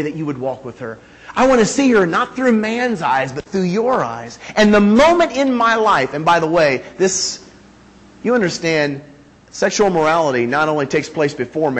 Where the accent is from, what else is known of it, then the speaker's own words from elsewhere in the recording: Northeastern Indiana, United States; moved away; also born or lived in California; I was born in that little hole right there. Okay? Northeastern Indiana